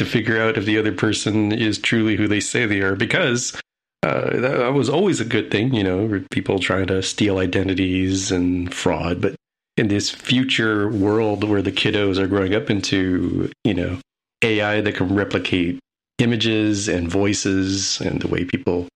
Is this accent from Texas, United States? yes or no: yes; El Paso, Texas, United States; born or raised there